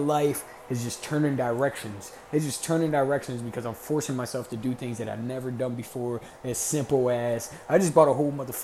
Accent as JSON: {"language": "English", "town": "Camden", "region": "New Jersey", "country": "United States", "said": "I'm from Camden. There's no fucking dreams out Camden"}